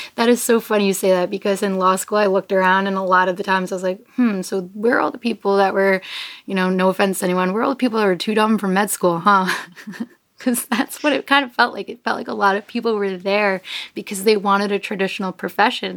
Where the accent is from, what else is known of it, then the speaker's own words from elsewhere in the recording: New York, United States; I'm from New York